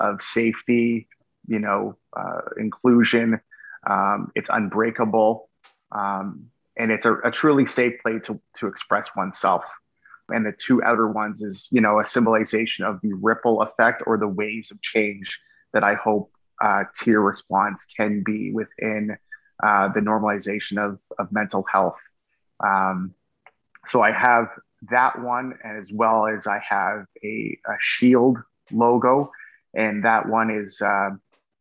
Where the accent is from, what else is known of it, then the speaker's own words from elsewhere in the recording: Canada; I love being Canadian